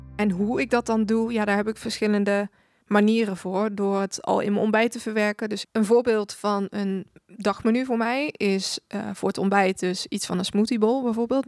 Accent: 's-Hertogenbosch, North Brabant, Netherlands; Ik ben 25 jaar en ik kom uit Den Bosch

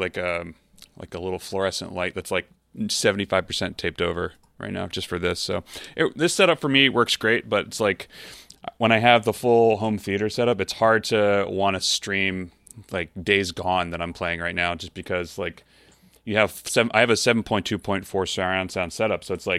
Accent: Baltimore, Maryland, United States; moved away as an adult; also born or lived in New York; now in Connecticut, United States; Now I'm from Baltimore originally, but like I moved to New York in 2010 and then bought a house 2-3 years ago, something like that, up in Connecticut.

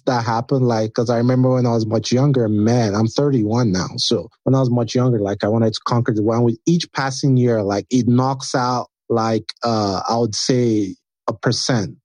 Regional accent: Nigeria; being Nigerian prepared me for that, because Nigeria is kind of like a cutthroat environment

